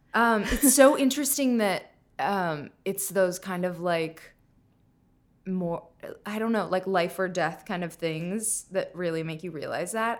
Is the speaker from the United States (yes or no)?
yes; Minnesota, United States; moved away; I'm from Minnesota